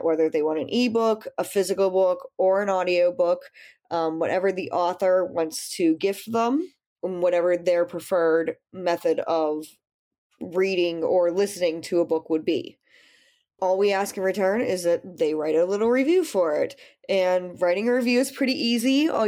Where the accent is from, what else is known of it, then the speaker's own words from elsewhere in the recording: United States; also born or lived in Pittsburgh, Pennsylvania; I am the American of the group. I'm in Pittsburgh, Pennsylvania.